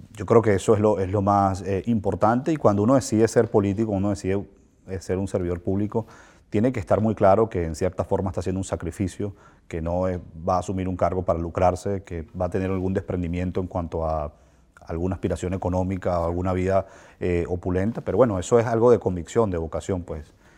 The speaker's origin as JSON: {"language": "Spanish", "country": "Venezuela", "said": "como venezolano"}